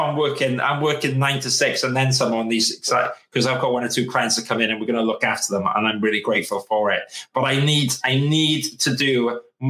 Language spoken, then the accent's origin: English; United Kingdom; we're British.